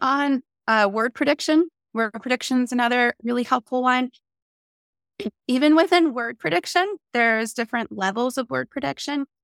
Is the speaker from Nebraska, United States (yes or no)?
no; New Jersey, United States; now in San Diego, United States; I'm from New Jersey and I live in San Diego, California now